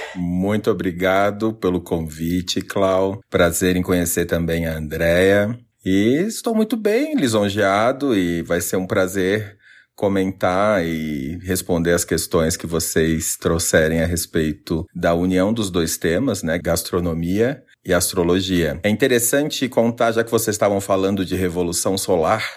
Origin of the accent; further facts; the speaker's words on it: Santa Catarina, Brazil; also born or lived in New York; eu sou de Santa Catarina, minha mãe é da, do litoral e meu pai da serra